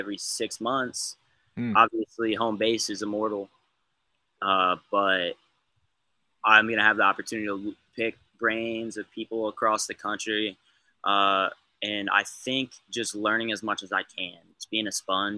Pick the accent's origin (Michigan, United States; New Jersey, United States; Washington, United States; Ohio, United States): Ohio, United States; I'm from Ohio